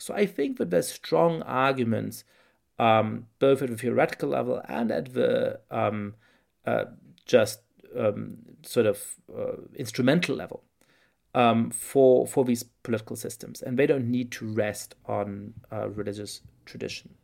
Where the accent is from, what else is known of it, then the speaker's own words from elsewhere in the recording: Germany; now in United States; I grew up in Germany in perfectly comfortable but somewhat complicated circumstances